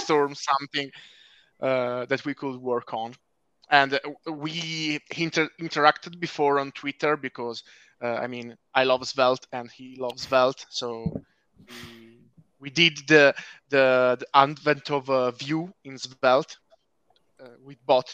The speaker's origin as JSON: {"language": "English", "country": "Italy", "said": "I'm from Italy"}